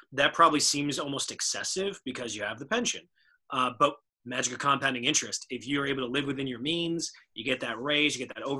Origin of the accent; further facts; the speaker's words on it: suburbs of Maryland, United States; also born or lived in Baltimore; I'm from Maryland. I'm from the suburbs of Maryland and now live in the city of Baltimore.